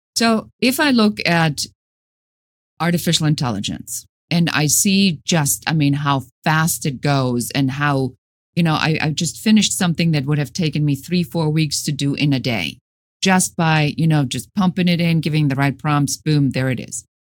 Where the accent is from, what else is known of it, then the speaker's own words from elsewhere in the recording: Germany; moved away as an adult; now in United States; Originally, I'm from Germany.